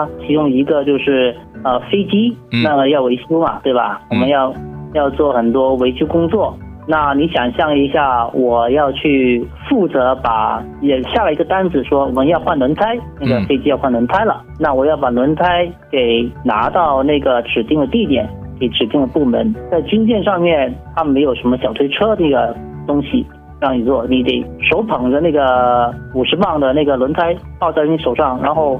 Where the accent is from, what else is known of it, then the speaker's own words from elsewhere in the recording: China; 对于我们中国人来说，就是最重要的，就是找一些好好吃的地方，就有各有各的消遣了。